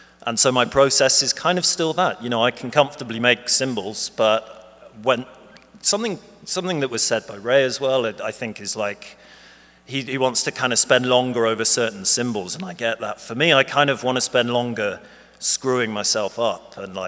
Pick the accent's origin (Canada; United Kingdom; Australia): United Kingdom; Bristol, South West England